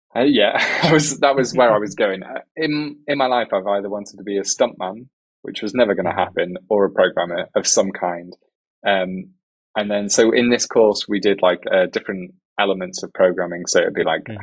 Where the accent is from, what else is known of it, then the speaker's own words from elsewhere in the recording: England, United Kingdom; accent: British English; first language English; I'm English from United Kingdom, so it's British English